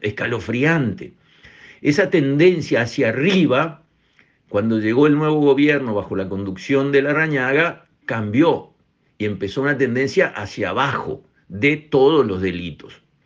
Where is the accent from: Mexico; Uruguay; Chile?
Uruguay; acá somos todos uruguayos